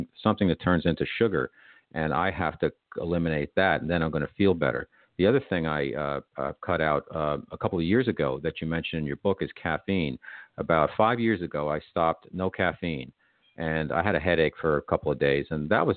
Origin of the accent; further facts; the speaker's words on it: United States; I'm an American